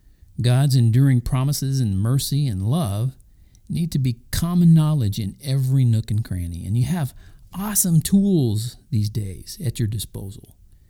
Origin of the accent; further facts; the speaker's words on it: Oklahoma, United States; also born or lived in Kansas / Texas; When I was a little boy growing up in Oklahoma, Kansas, and Texas, I remember hearing and seeing Christian influence even in, get this, public schools.